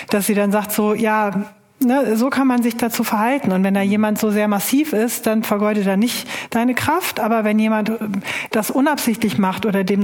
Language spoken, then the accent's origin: German; Germany; Ich bin halt jüdischen Glaubens und Jude, aber ich bin ganz normal. Ich bin auch Deutscher.